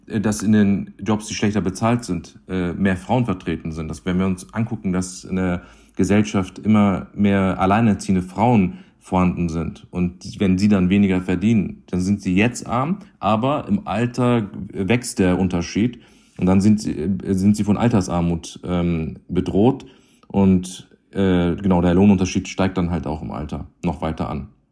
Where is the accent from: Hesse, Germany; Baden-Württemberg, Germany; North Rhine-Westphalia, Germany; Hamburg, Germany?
Hamburg, Germany; bin in Hamburg geboren